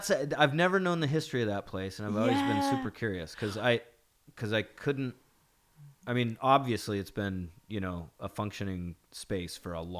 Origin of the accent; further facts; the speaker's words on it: Seattle, Washington, United States; it was legendary in my hometown